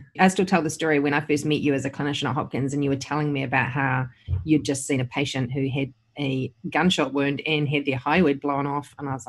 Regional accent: New Zealand; I'm based in New Zealand. I did my training here. I grew up in New Zealand

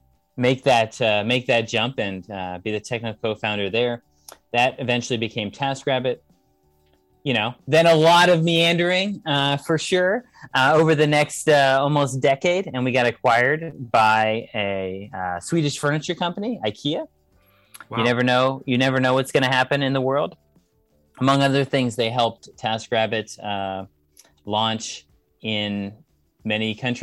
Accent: California, United States; I'm from California in the United States

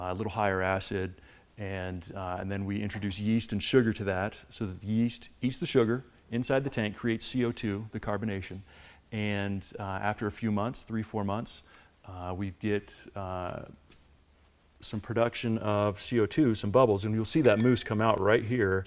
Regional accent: near Orlando, Central Florida, United States; also born or lived in Willamette Valley, Oregon; now in Colorado, United States; originally Florida

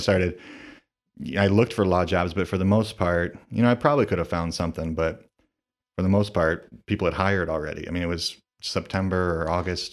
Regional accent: Toledo, Ohio, United States; I'm from the Toledo area. I, um, grew up, uh, in kind of the Perrysburg, Rossford area, and I've lived kind of all around the city

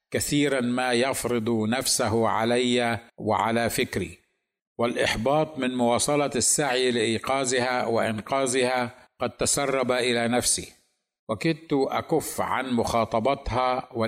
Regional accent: Egypt; ثم بعدها فانا مصري ثانيا

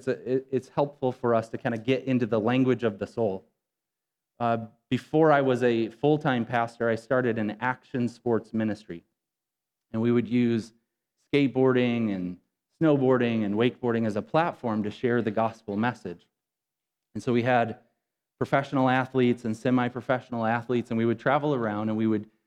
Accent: Rockton, Illinois, United States; I grew up in Rockton, Illinois, maybe 11 miles from where we're at right now

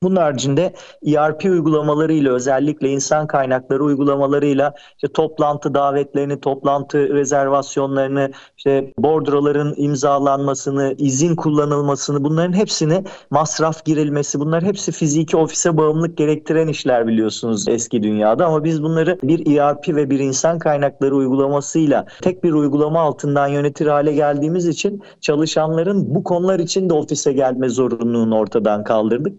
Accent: Turkey; biz özellikle Türkiye'de yaşayan bir toplum olduğumuz için kültürümüz gereği Akdeniz insanı olarak adlandırıldığımız için

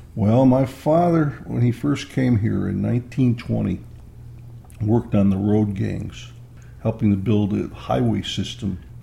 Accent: East Rochester, New York, United States; I was born in 1941 in Rochester, New York, but lived in a small suburb called East Rochester

